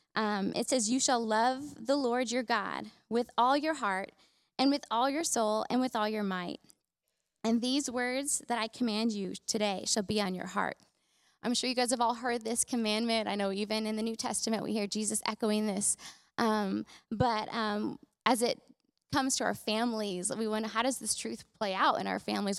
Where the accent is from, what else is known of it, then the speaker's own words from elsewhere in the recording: California, United States; moved away as an adult; when I moved here, I was around 20, and I'm actually from California originally